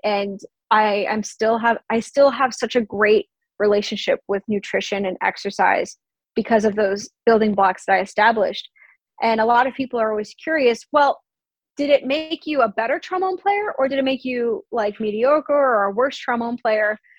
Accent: Long Island, New York, United States; moved away; I'm also from Long Island, so I'll go to New York City do the concert, see my family afterwards

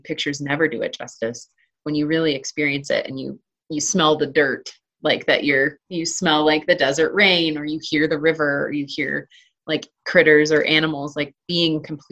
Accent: Arizona, United States; now in Colorado, United States; growing up in Arizona

